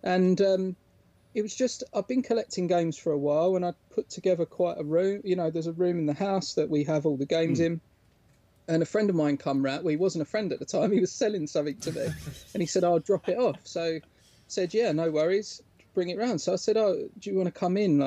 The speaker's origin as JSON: {"language": "English", "region": "England", "country": "United Kingdom", "said": "we're English"}